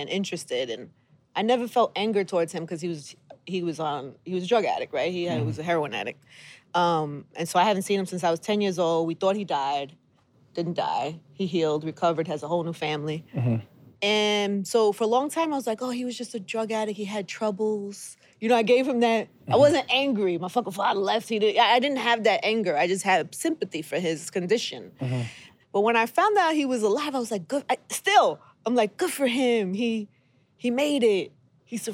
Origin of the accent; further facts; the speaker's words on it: New York City, New York, United States; I was raised single mother in Brooklyn